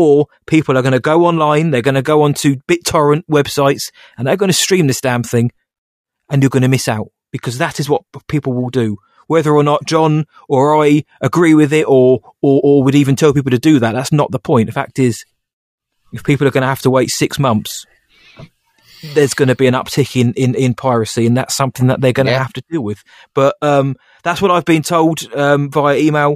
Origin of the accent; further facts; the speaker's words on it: United Kingdom; I'm British